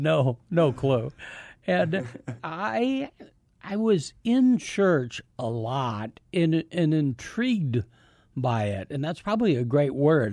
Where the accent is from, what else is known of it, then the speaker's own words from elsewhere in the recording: Davenport, Iowa, United States; moved away as an adult; I grew up in Davenport, Iowa.